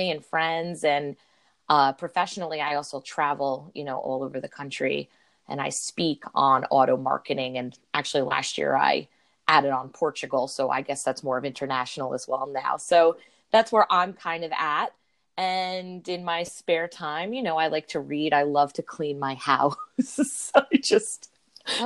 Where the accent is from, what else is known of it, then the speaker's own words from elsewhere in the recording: New Jersey, United States; now in Brick, United States; I grew up in North Jersey